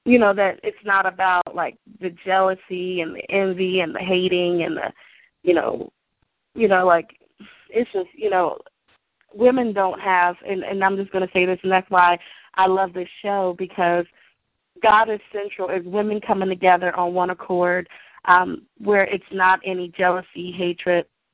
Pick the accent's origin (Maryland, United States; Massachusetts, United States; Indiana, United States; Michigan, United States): Maryland, United States; now in Ohio, United States; We grew up in Maryland